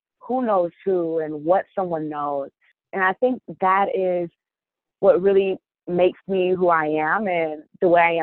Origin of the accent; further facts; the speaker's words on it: Kalamazoo, Michigan, United States; moved away as an adult; now in Detroit, United States; I'm from Kalamazoo, Michigan, originally, and then I came to Detroit to run track and field at Wayne State University.